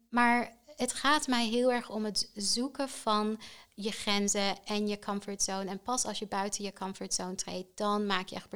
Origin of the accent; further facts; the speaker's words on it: Netherlands; Maar ik denk voor ons als Nederlanders, absoluut underrated.